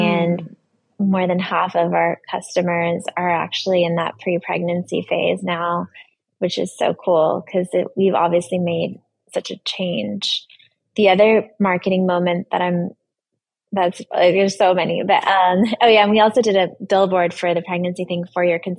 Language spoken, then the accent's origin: English; Brooklyn, New York, United States; And I came from Brooklyn, so my grandparents came into the subway and they saw the campaign.